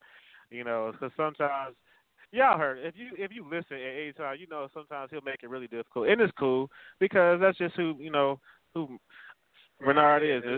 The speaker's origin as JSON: {"language": "English", "town": "Chicago", "region": "Illinois", "country": "United States", "said": "I'm from Chicago, man."}